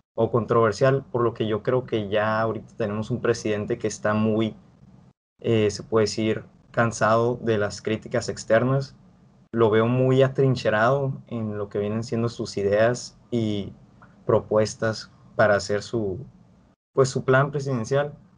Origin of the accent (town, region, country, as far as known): Mexico